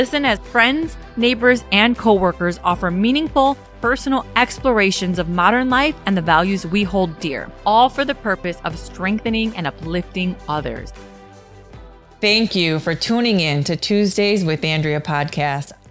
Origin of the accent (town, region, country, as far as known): Aurora, Illinois, United States; born or raised there